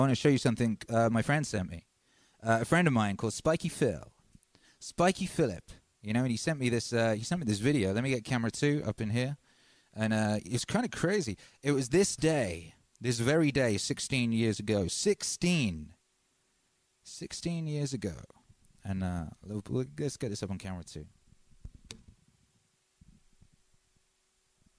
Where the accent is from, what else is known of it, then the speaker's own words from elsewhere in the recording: United Kingdom; I'm British